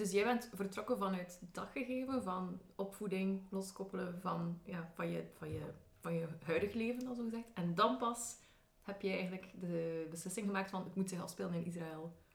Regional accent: Flanders, Belgium; als Vlaming

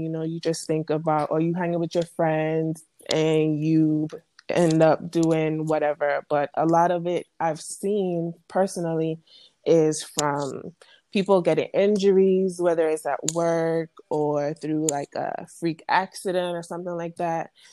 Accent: U.S. Virgin Islands; moved away as an adult; now in Alabama, United States; I'm from St. Thomas. Um, I went to uh, if you're familiar with St. Thomas, I attended the SDA school from K through 12. Um, then I moved to Alabama

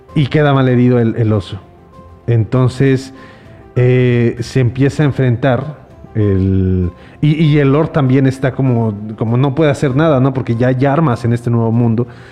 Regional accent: Mexico; como los mexicanos que decimos

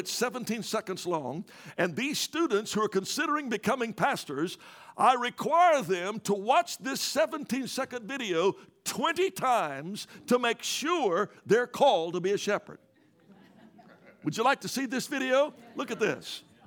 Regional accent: Louisiana, United States; moved away; I'm originally from Louisiana

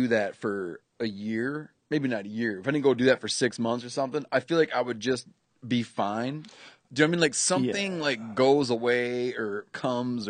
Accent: Michigan, United States; moved away as an adult; I grew up in Michigan

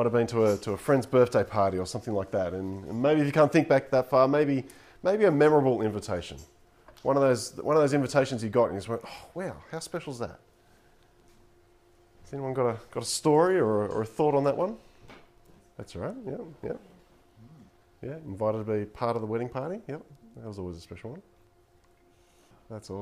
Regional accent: Coffs Harbour, New South Wales, Australia; I grew up in Coffs Harbour

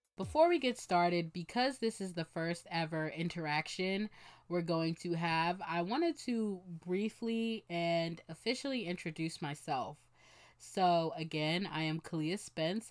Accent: Bensalem, Pennsylvania, United States; moved away as an adult; now in Philadelphia, United States; I am from Ben Salem, Pennsylvania, and that is where I spent most of the time in foster care.

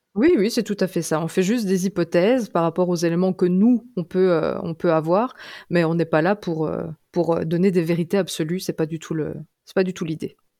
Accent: Belgium; je suis belge

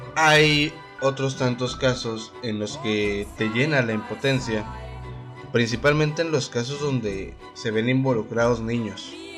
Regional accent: Delicias, Chihuahua, Mexico; Acá de la tierra del algodón, donde soy yo, de Delicias, Chihuahua

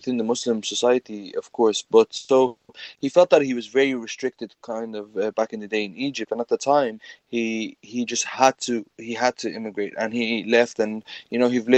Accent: Ireland; I was born, raised, grew up my whole life, studied here in Ireland.

